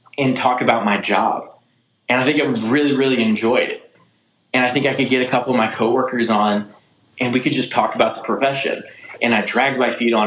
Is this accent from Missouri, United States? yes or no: yes; St. Charles, Missouri, United States; I grew up in St. Charles, Missouri.